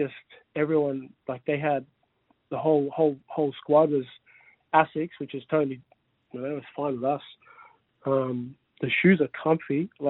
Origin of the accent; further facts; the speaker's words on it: Sydney, New South Wales, Australia; We grew up together. Like, we grew up and we're all in... I'm from Sydney originally.